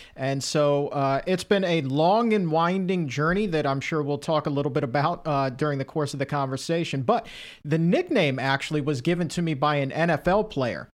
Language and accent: English; Norfolk, Virginia, United States; growing up in Southern Virginia, in the Tidewater area, Norfolk, Virginia